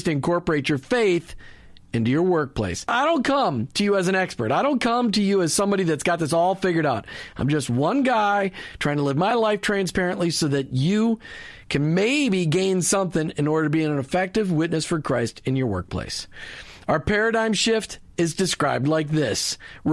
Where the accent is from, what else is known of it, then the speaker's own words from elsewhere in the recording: Minnesota, United States; moved away; I grew up in Minnesota.